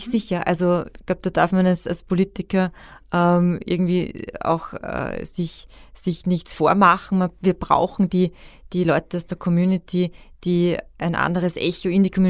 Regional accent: Austria; Und ich möchte aber auch sagen, dass wir dass wir einfach als Österreicher wahnsinnig viel geleistet haben.

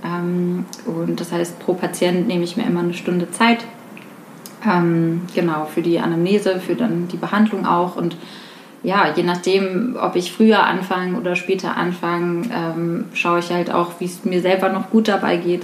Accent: Rüsselsheim, Hesse, Germany; moved away as an adult; now in Frankfurt, Germany; Ich komme ursprünglich aus der Gegend von Rüsselsheim und ähm, wohne jetzt seit vier Jahren in Frankfurt

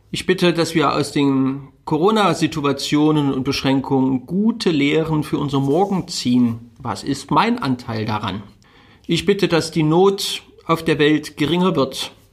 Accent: Dresden, Saxony, Germany; born there; Ich bin gebürtiger Dresdner. Alle Leipziger Zuhörer bitte ich um Entschuldigung.

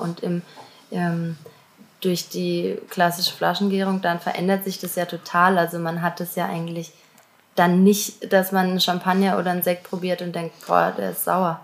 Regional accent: Auggen, Baden-Württemberg, Germany; ich komme aus Augen

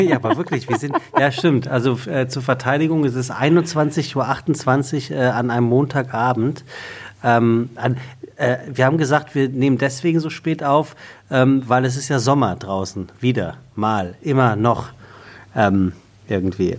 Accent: Taunus, Hesse, Germany; ich komme ja aus dem Taunus

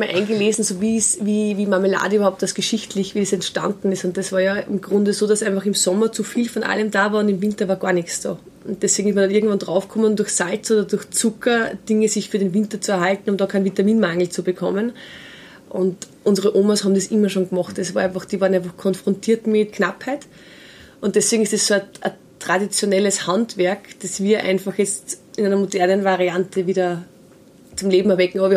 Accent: Steyr, Upper Austria, Austria; wir sind aus Steyr

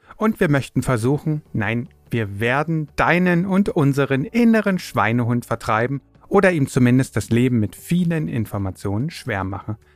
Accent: Berlin, Germany; Geboren und aufgewachsen bin ich in Berlin

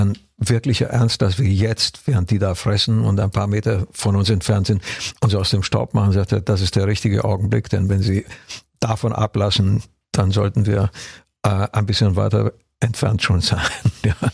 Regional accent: Transylvania, Romania; German is a second language; wir haben jetzt auch in da, der wo ich herkomme, aus welche. Transsilvanien. Da sind welche.

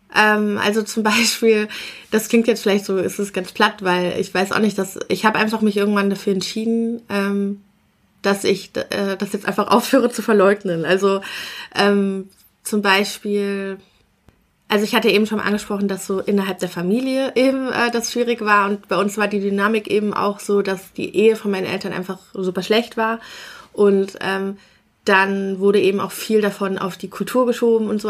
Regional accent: Bonn, North Rhine-Westphalia, Germany; also wir kommen aus Bonn, also in Bonn bin mhm. ich geboren und es ist ja eine etwas kleinere Stadt, aber auch immer noch eine Großstadt und wir haben in so einem Vorort gewohnt.

